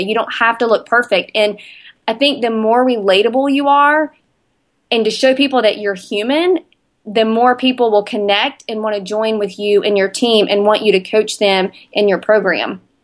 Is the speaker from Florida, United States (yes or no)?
no; Spartanburg, South Carolina, United States; A B C Gym in my hometown of Spartanburg